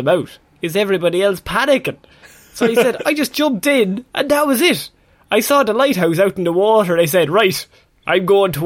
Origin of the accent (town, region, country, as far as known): Ireland